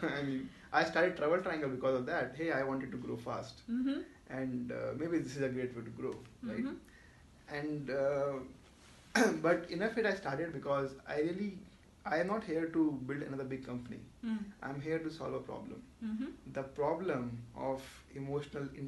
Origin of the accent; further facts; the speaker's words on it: Jaipur, Rajasthan, India; moved away; also born or lived in Mumbai; I am natively from Jaipur